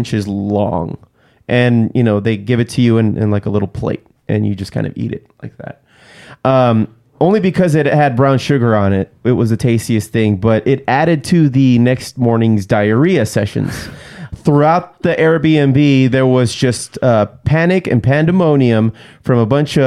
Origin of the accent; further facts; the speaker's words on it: Southern California, United States; As a Mexican growing up in Southern California